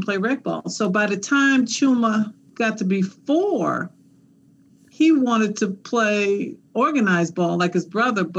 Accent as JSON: {"language": "English", "region": "New Jersey", "country": "United States", "moved": "yes", "said": "I'm from New Jersey"}